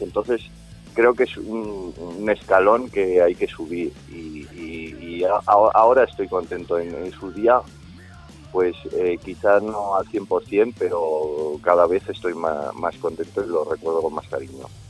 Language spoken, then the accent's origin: Spanish; Zaragoza, Aragon, Spain; somos un grupo de Zaragoza